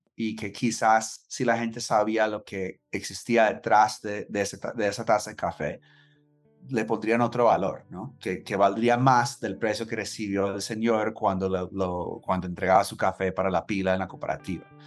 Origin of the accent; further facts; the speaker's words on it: Los Angeles, California, United States; Spanish is a second language; moved away as an adult; also born or lived in New York; Soy de Los Ángeles, ah, crecí queriendo ser escritor